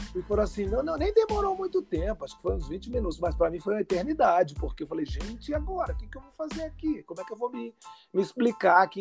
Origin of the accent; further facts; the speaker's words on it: Rio de Janeiro, Brazil; para quem vinha do Rio de Janeiro